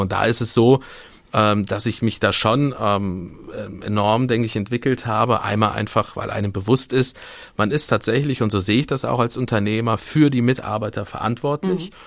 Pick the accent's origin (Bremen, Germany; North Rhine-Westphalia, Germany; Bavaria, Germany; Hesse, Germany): North Rhine-Westphalia, Germany; Siegburg; now in Kassel, Germany; komme aus dem wunderschönen Rheinland